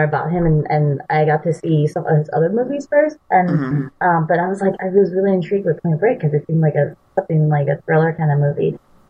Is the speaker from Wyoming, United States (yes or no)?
no; California, United States; Because, like, I'm in California, so I'm a Californian. It's such a California movie.